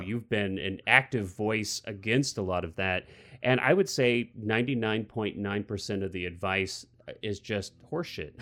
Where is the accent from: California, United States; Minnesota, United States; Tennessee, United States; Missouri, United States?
Missouri, United States; now I'm from Missouri